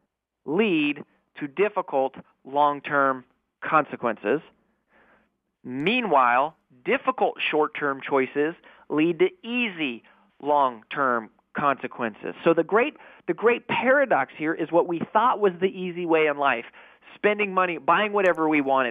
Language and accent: English; Colorado, United States; I grew up in Colorado